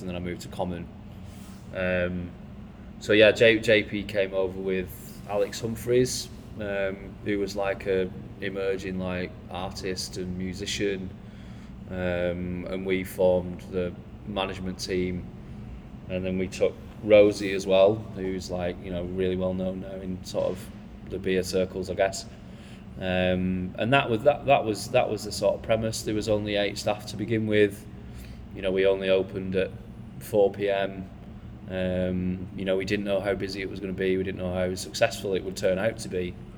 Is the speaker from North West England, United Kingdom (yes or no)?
yes; Bolton, North West England, United Kingdom; moved away as an adult; I'm from Bolton, so I wasn't that like, you know, well seasoned with like, you know, modern cultures and stuff like that because I'm just from a small town